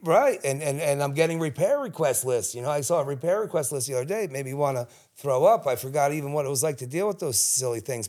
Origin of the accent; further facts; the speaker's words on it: Cherry Hill, New Jersey, United States; also born or lived in Collingswood; I grew up in Cherry Hill